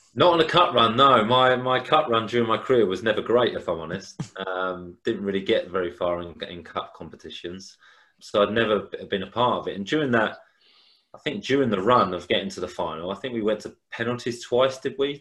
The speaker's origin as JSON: {"language": "English", "town": "Hastings", "region": "South East England", "country": "United Kingdom", "said": "I'm from Hastings"}